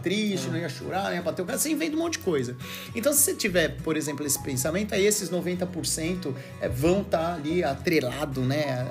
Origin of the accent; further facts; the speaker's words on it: Brazil; moved away; como brasileiro